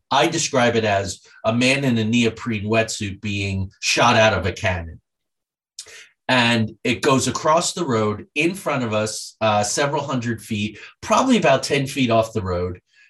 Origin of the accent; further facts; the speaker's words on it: New Jersey, United States; I grew up in the Pine Barrens. I used to ride my bike back there, home of the Jersey Devil.